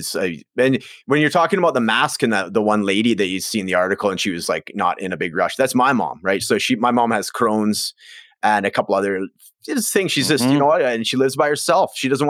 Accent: Prince George, British Columbia, Canada; So I grew up in Prince George, British Columbia. So it's like the northern capital. So about 70,000 people, very isolated. It's kind of a logger town, blue collar, lots of nature around.

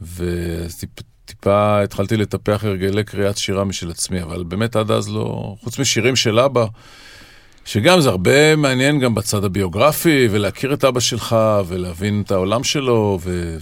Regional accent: Israel; ואנחנו גדלנו לתוך, וגדלנו באותה חצר

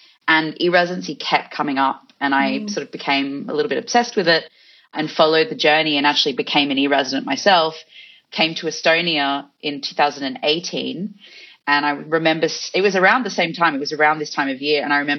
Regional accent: Australia; also born or lived in Fiji; So I spent a lot of time in Fiji and obviously in Australia, if you can hear my accent, and in other countries around the world as well.

